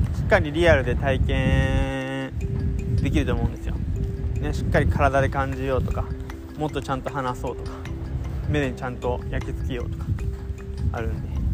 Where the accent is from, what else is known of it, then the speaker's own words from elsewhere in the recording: Kanagawa, Japan; 俺の地元